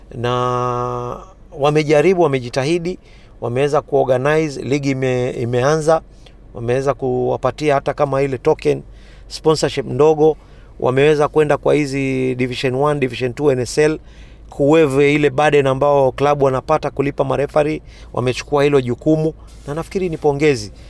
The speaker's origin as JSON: {"language": "Swahili", "country": "Kenya", "said": "sisi wa Kenya"}